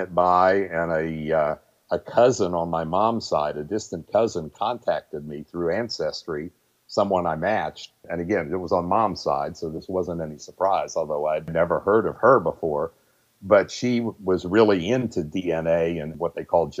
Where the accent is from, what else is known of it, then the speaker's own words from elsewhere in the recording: Huntington, West Virginia, United States; also born or lived in Elkins, West Virginia; I grew up here in Huntington. I was born in Elkins, West Virginia